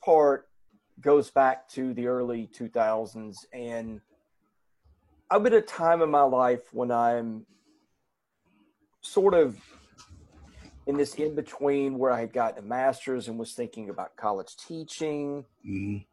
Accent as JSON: {"language": "English", "town": "Hendersonville", "region": "Tennessee", "country": "United States", "tie": "born or raised there", "also_born_or_lived": "Nashville", "said": "We grew up in Hendersonville"}